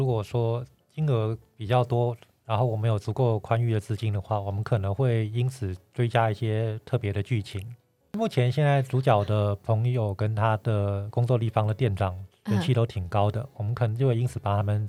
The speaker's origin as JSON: {"language": "Chinese", "region": "Taipei", "country": "Taiwan", "said": "呃，对，我是台北人，"}